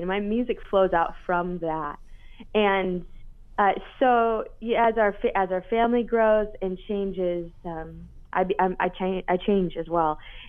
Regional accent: Grand Rapids, Michigan, United States; Grand Rapids, Michigan, my hometown.

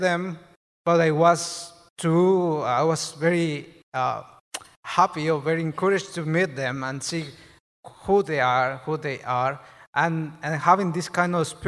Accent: Mexico; now in United States; I am from Mexico

